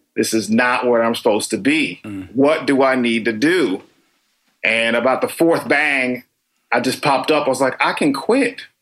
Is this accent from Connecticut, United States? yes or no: yes; Danbury, Connecticut, United States; also born or lived in Tokyo / Washington, D.C. / New York; now in Los Angeles, United States; originally I'm from Danbury, Connecticut